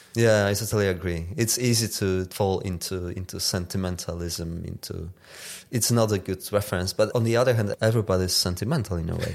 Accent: Tarnów, Lesser Poland, Poland; the suburbs of my hometown with the chimneys at the background

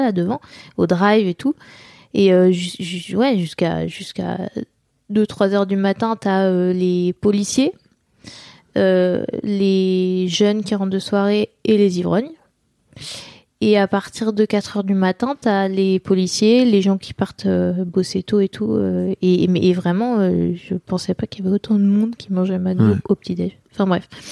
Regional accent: Nantes, Pays de la Loire, France; j'ai grandi à, à Nantes et, à, côté de Nantes

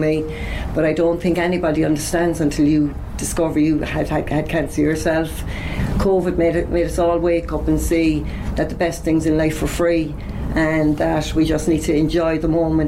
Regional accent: Cork, Munster, Ireland; now in Carrigaline, Ireland; I'm originally from the north side, so I'll always be an Ori

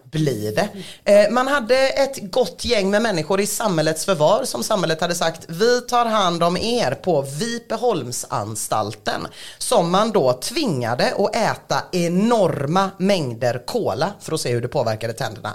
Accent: Sweden; Vi är svenskar.

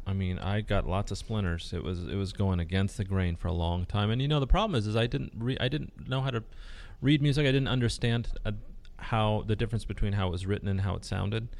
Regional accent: Newport Beach, California, United States; first language Spanish; English is a second language; also born or lived in Ensenada, Mexico; I grew up in Newport Beach

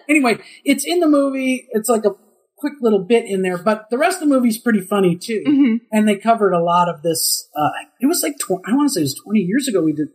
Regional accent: Minnesota, United States; moved away; I'm from Minnesota

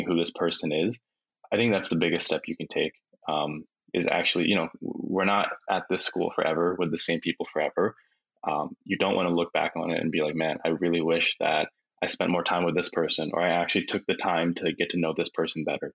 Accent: Philadelphia, Pennsylvania, United States; moved away as an adult; now in New York City, United States; where I grew up in Philly

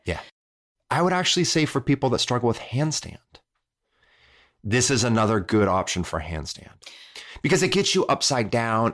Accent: Midwest, United States; I'm from the Midwest.

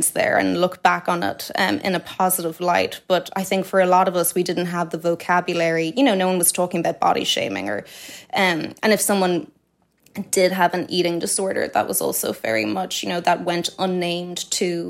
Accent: Dublin, Leinster, Ireland; I grew up in Sandymount, very blessed childhood

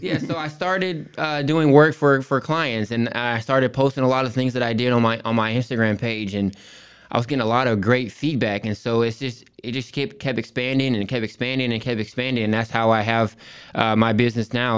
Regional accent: Rowlett, Texas, United States; also born or lived in Port Arthur, Texas; I grew up, um, in a city called Rowlett, Texas

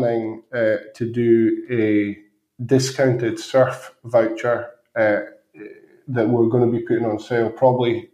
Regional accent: Scotland, United Kingdom; also born or lived in Birmingham; I grew up in Scotland

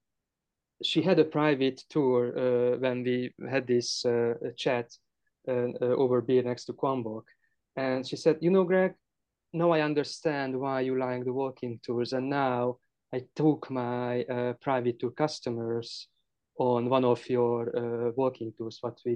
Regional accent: Hungary

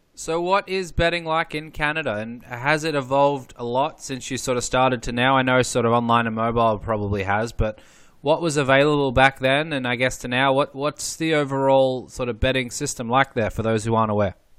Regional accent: Australia; I grew up in Australia

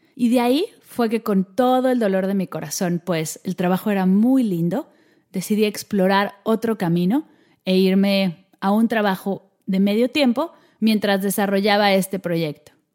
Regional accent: Mexico; moved away as an adult; now in Barcelona, Spain; soy mexicana y nací en México, pero en este momento estoy viviendo en Barcelona

